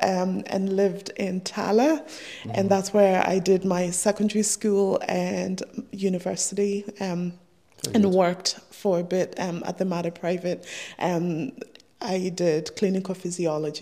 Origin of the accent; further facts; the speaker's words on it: Kenya; also born or lived in Michigan; now in Ireland; I was born in Kenya to a young girl